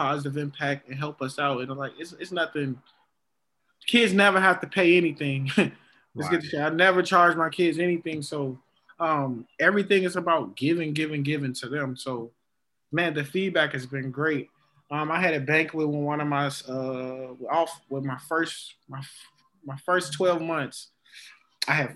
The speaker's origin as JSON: {"language": "English", "town": "Chicago", "region": "Illinois", "country": "United States", "tie": "born or raised there", "said": "growing up in Chicago"}